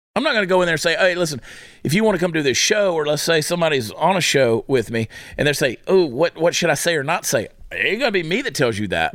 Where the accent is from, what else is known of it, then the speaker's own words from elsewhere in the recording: Augusta, Georgia, United States; Augusta, Georgia, my hometown.